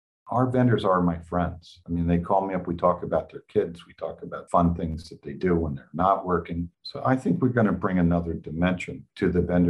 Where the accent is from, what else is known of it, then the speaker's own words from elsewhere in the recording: Kyoto, Japan; born there; I'm an army brat. I was born in Kyoto, Japan, and went to three different high schools